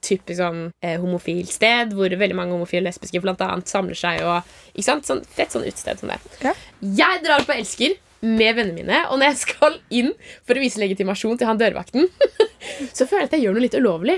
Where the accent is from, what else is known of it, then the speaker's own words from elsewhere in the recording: Oslo, Norway; moved away as an adult; now in Trondheim, Norway; var jeg jo hjemme i Oslo. Altså Jeg går jo på folkehøyskole i Trondheim, så jeg reiste jo hjem til Oslo